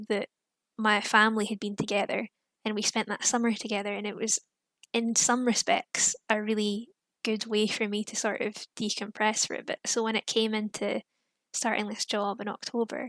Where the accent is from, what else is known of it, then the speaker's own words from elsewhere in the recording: Fife, Scotland, United Kingdom; moved away as an adult; now in Manchester, United Kingdom; I'm from Fife, so not too far from Edinburgh